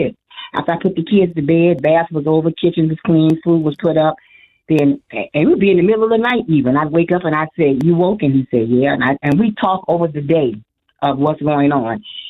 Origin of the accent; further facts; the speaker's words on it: Illinois, United States; moved away as an adult; now in Arizona, United States; moved to Arizona from Illinois 8 years ago. And even now with this move, which was a drastic move, we both were born in Illinois